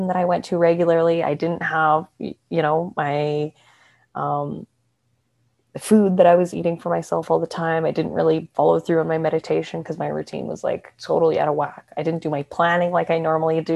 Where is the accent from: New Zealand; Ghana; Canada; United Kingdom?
Canada; moved away as an adult; also born or lived in Australia / Vancouver; now in Mexico; I'm from Canada.